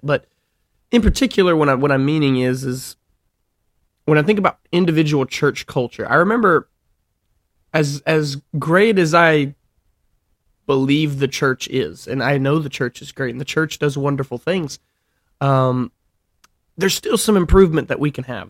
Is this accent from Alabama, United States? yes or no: yes; Alabama, United States; moved away; I'm from Alabama